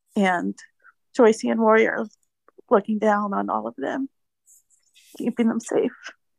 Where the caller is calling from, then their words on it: Tempe, Arizona, United States; I'm from Tempe, Arizona.